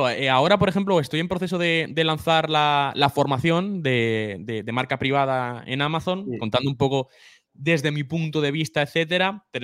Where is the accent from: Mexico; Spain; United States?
Spain; Sí, no, yo nací aquí. Lo que pasa es que no, tengo la, no tengo la nacionalidad.